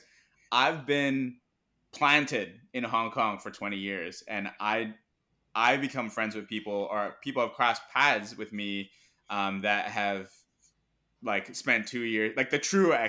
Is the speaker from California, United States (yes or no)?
yes; Irvine, California, United States; first language zh; English is a second language; my first language is not English, it's Mandarin, because my parents put me in a Mandarin speaking preschool in Irvine.